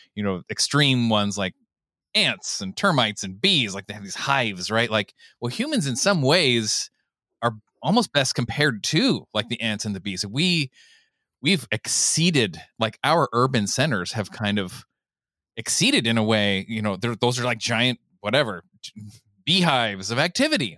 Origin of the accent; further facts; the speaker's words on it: Southern California, United States; growing up in Southern California